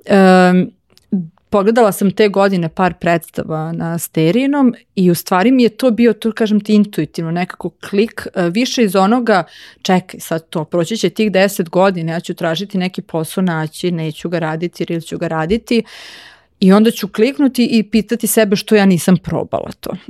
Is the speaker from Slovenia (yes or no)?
no; Novi Sad, Vojvodina, Serbia; moved away; also born or lived in Belgrade; ja sam komparativnu književnost završila u Novom Sadu i dramaturgiju isto, ja sam iz Novog Sada